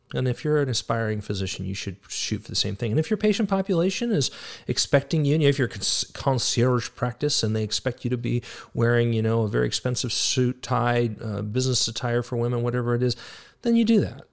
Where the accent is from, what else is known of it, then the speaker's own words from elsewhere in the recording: United States; We are Americans